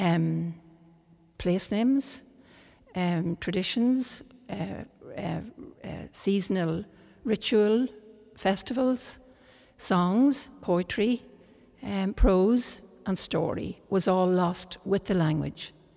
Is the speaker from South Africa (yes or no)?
no; Ireland; first language Irish; English is a second language; I was born in Ireland, and my parents were brought up uh, in English speaking. Um, and they learned Irish, uh, the Irish language here in Ireland, and this brought us all up speaking Irish. So my first language is Irish